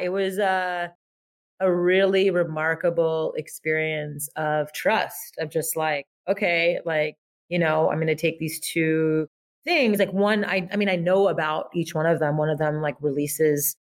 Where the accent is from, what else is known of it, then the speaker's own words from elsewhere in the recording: Montreal, Quebec, Canada; I grew up in French Montreal, like the Frenchest part of Montreal, Brossard.